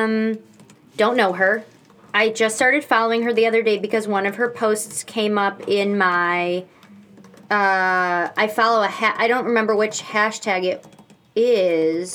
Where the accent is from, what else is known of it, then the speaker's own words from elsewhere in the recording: Michigan, United States; now in New York, United States; I'm from Michigan